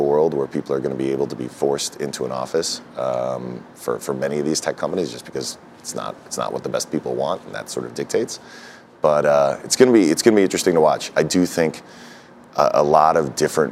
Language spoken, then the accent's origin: English; New York City, New York, United States; I'm a New Yorker. I was born in Fort Greene